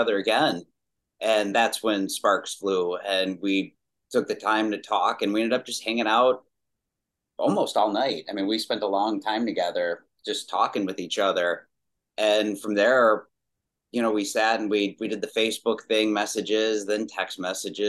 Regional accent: Chicago, Illinois, United States; Chicago, Illinois. And I pretty much spent most of my life

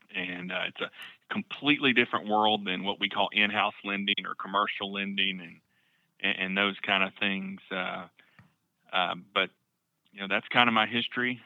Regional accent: Camden, Arkansas, United States; now in Northwest Arkansas, United States; I grew up in Camden, about four doors down from the Harrells

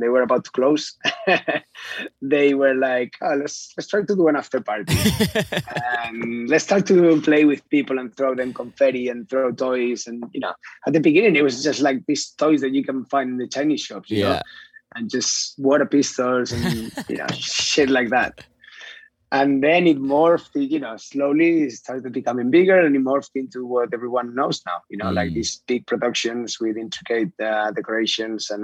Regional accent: Huesca, Aragon, Spain; moved away as an adult; also born or lived in London / Madrid / Sydney, Australia; now in Barcelona, Spain; I come from Huesca, which is a small town next to Fraga

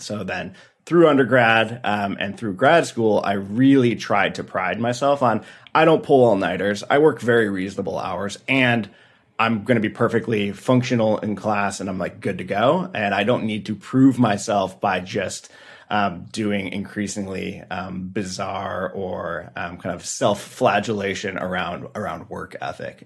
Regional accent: Detroit, Michigan, United States; playing triple A growing up in Detroit

